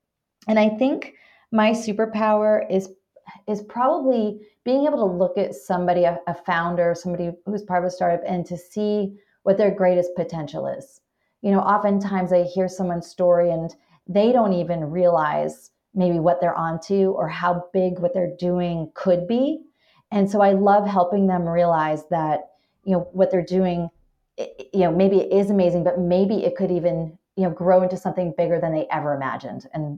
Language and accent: English; Maine, United States; also born or lived in Washington, D.C.; now in Las Vegas, United States; I'm from the East Coast, from the Northeast up in Maine, but spent 20 years in the Washington, D.C. metro area. Moved out here to Las Vegas, Nevada, about 6-7 years ago